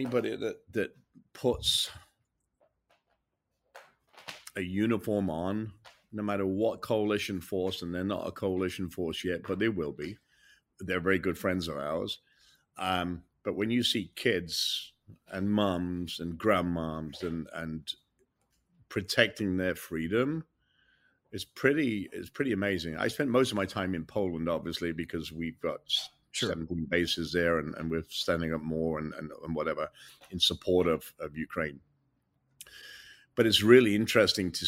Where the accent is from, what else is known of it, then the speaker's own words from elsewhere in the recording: England, United Kingdom; moved away as an adult; now in United States; an English guy that came to America, became a citizen 16, 17, almost 18 years ago